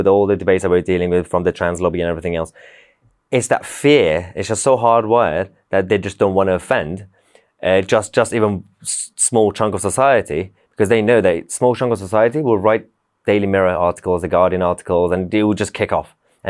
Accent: Iran; When I grew up in Iran and like those sort of cultures

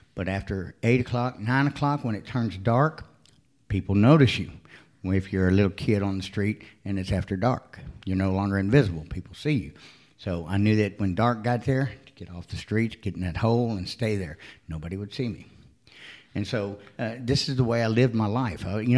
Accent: Texas, United States; also born or lived in Florida; No, I was born in Florida, but I moved to Texas early on. I've lived in Texas, Arkansas, Alabama, Mississippi.

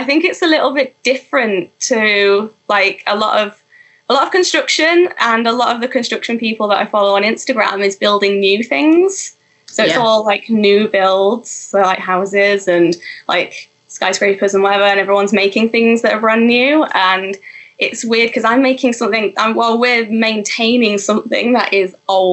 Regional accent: Grimsby, Yorkshire and the Humber, United Kingdom; I'm from Grimsby

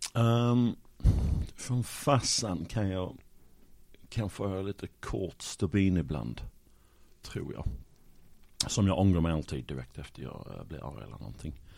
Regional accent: Sheffield, Yorkshire and the Humber, United Kingdom; Swedish is a second language; moved away as an adult; now in Malmö, Sweden; Sheffield i norra England, Yorkshire

